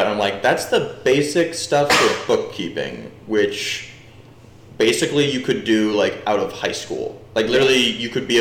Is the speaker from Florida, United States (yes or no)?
no; New Jersey, United States; I'm from New Jersey